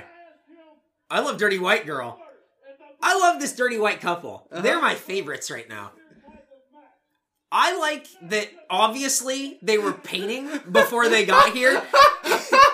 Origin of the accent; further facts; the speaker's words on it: Southern California, United States; We're from Southern California